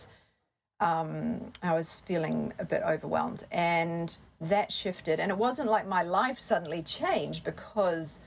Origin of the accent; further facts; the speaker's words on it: New Zealand; moved away as an adult; also born or lived in Sydney, Australia; I grew up in New Zealand and I did my degree there, and I moved to Sydney, Australia